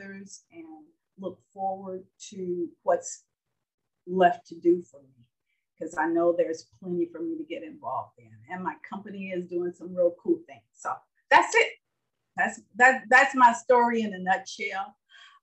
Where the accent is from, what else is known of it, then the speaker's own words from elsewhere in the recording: Gary, Indiana, United States; also born or lived in Birmingham, Alabama; to Gary, Indiana, where our family joined other members who had settled there. I grew up there.